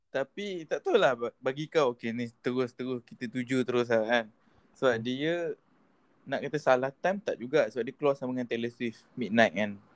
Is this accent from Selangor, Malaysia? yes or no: no; Malacca, Malaysia; Melaka, Melaka.